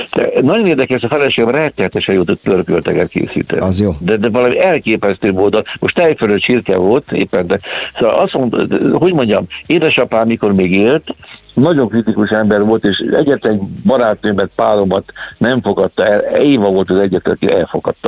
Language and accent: Hungarian; Somogy, Hungary; also born or lived in Kaposvár / Budapest; now in Keszthely area, Hungary; egykori szülőföldemtől távol, hiszen én Somogyi vagyok